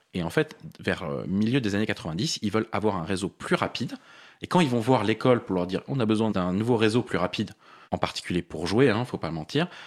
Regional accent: Paris, Île-de-France, France; je suis parisien. J'ai vécu la plupart de ma vie à Paris

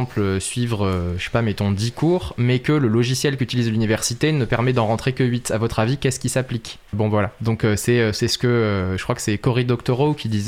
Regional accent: Marseille, Provence-Alpes-Côte d'Azur, France; now in Saint-Denis, France; Et je viens de Marseille

